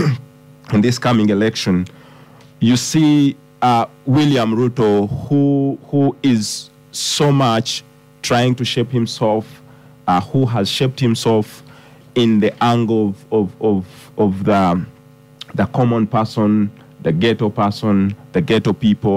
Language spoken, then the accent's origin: English; Busia, Uganda; I come from Busia, which is at the border to Kenya